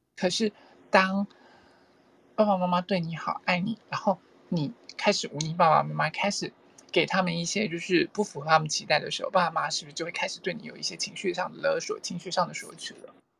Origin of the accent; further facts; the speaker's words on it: Taiwan; 我是土生土长的台湾人